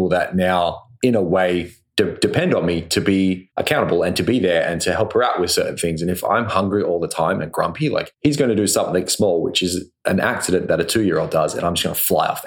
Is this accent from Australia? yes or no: yes; Australia; now in Vancouver, Canada; I'm the Australian guy that lives in the area